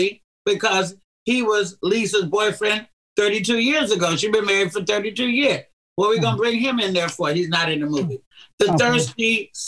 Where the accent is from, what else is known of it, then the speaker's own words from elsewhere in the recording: Oakland, California, United States; my hometown in Oakland, California